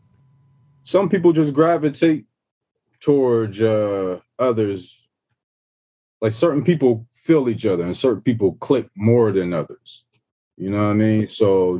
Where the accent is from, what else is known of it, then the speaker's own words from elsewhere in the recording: Ohio, United States; I'm coming from Ohio, small town.